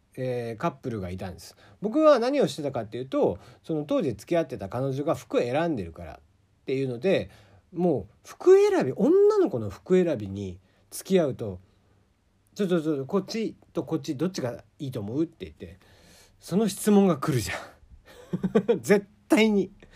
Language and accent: Japanese; Kagoshima, Japan; accent: Kagoshima dialect; moved away; also born or lived in Fukuoka; 鹿児島の人間鹿児島生まれの人間なんで鹿児島弁になった時が多分一番キレてる